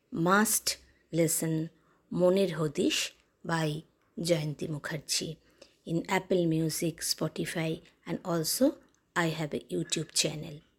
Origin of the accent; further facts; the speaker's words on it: Kolkata, West Bengal, India; English is a second language; I am from West Bengal, Kolkata, India. We Bengali are very sweet people